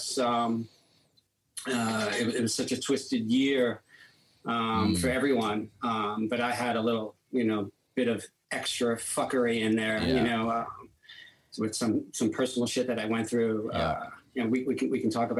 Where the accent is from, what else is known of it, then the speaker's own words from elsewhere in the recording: New York City, New York, United States; we grew up in Brooklyn, in Bensonhurst, Brooklyn, Italian neighborhood.